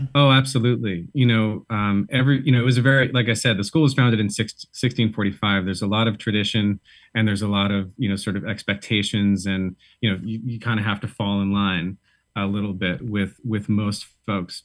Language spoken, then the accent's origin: English; Boston, Massachusetts, United States; moved away as an adult; also born or lived in San Francisco / Brooklyn / upstate New York; now in New York, United States; I'm from Boston originally